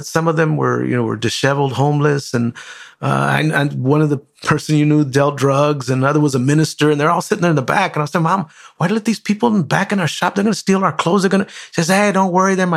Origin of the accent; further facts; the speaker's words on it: Compton, California, United States; I grew up in Compton